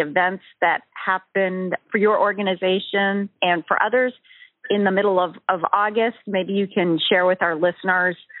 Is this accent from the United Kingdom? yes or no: no; New England, United States; I grew up in the New England area